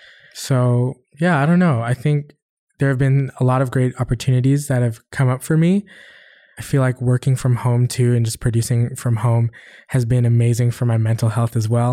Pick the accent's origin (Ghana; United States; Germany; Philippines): Philippines; now in Canada; I feel like there are a lot of stereotypes that come with being a Filipino.